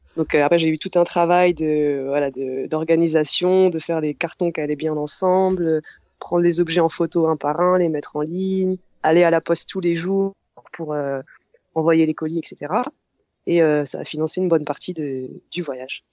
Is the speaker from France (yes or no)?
yes; Orléans, Centre-Val de Loire, France; j'ai 30 ans et euh, je viens d'Orléans, c'est à 100 km à peu près au sud de Paris.